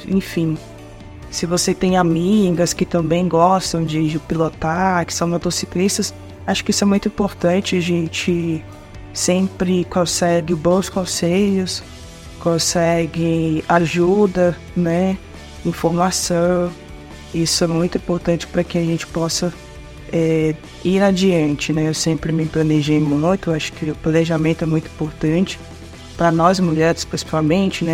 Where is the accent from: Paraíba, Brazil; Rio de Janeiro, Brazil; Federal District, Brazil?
Paraíba, Brazil; João Pessoa; also born or lived in abroad (17 years); now in Manaus, Brazil; sou natural de João Pessoa, Paraíba